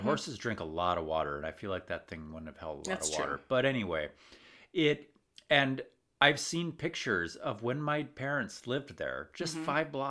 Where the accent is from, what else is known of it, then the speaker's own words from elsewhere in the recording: Stillwater, Minnesota, United States; we are from Stillwater, which is also a small town.